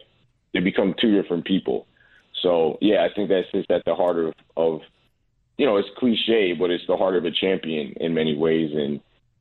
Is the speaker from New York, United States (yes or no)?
yes; New York City, New York, United States; I'm from New York. I'm from the Bronx.